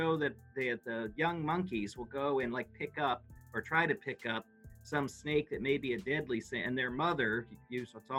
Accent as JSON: {"language": "English", "region": "New England", "country": "United States", "tie": "born or raised there", "said": "I grew up in New England"}